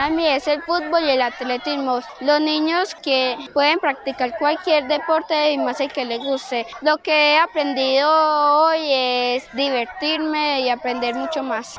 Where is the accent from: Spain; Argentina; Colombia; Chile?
Colombia; Granada, Antioquia; soy de Granada